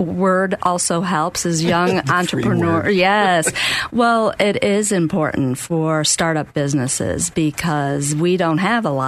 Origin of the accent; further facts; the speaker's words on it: St. Louis, Missouri, United States; moved away as an adult; now in Florida, United States; I am originally from St. Louis, actually. I moved down here in 86, though, so I've been down here quite some time.